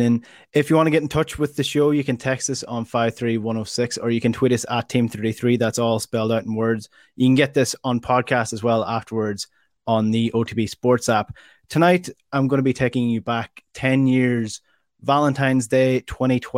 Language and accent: English; Donegal, Ulster, Ireland; a teenager growing up in Donegal.